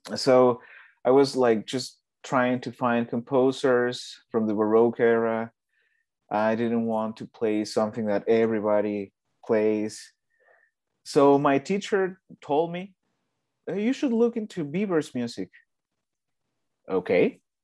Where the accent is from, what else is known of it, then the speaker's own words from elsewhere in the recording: Mexico; moved away; I'm from Mexico